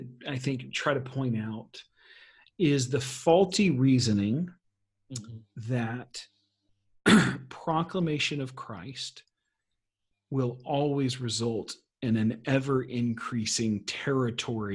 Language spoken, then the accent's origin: English; United States; as an American